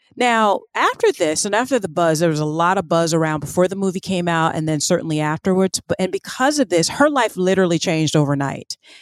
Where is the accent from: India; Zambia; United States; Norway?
United States; the American South; as a Southerner myself